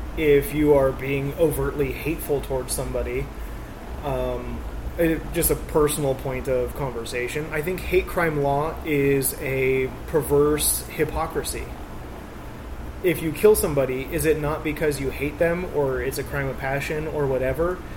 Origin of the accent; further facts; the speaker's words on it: Grass Valley, California, United States; also born or lived in Oakland, California / Alameda, California; my city that I grew up in here in Grass Valley. I, from second grade to now, I've been in Grass Valley.